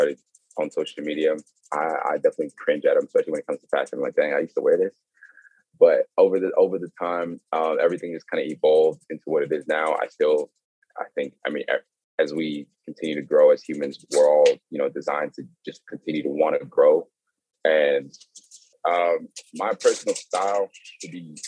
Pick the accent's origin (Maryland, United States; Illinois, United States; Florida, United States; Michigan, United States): Maryland, United States; moved away; also born or lived in Dallas, Texas; I grew up in Maryland, and in Maryland, you know, people grew up wearing like snapbacks